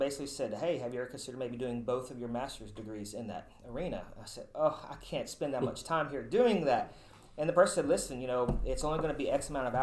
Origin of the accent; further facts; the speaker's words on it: Mount Juliet, Tennessee, United States; I'm originally from Mount Juliet, Tennessee, so not too far from here. I grew up there, graduated high school from there